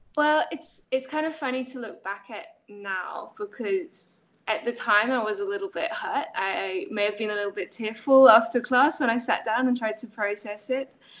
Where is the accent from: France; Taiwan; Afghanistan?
France; moved away; I grew up in France. I was educated in France